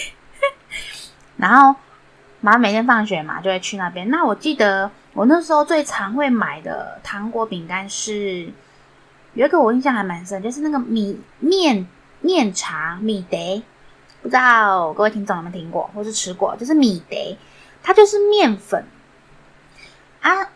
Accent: Yingge, New Taipei, Taiwan; 小时候是住在，不知道大家知不知道有地方叫做英歌。 那时候其实还不算太繁华

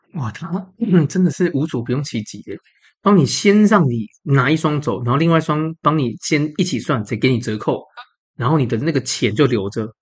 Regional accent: Taipei, Taiwan; also born or lived in Banqiao, New Taipei; 我是台北人

